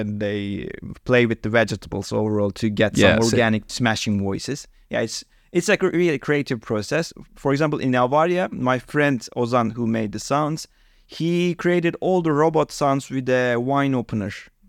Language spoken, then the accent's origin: English; Hatay, Turkey; English is a second language; now in Istanbul, Turkey; I'm actually living in Istanbul, but my hometown is Hatay, really south side of the Turkey, which is close to Mediterranean Sea.